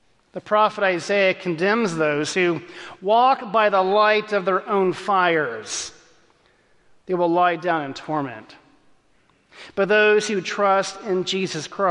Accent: Texas, United States; As a kid growing up in Texas

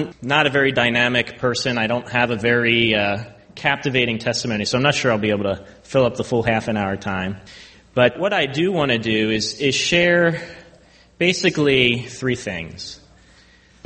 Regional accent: Baltimore, Maryland, United States; I grew up in Baltimore, so I am a Ravens fan

